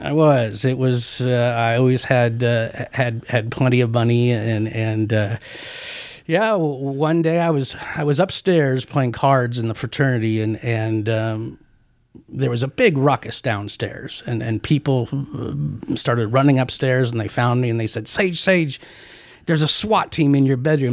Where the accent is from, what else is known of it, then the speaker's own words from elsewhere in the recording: Omaha, Nebraska, United States; moved away; also born or lived in Paris, France; I grew up in Nebraska